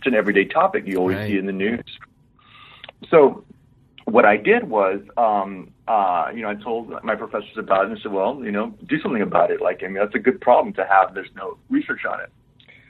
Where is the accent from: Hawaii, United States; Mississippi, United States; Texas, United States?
Texas, United States; Laredo; I was born and raised in South Texas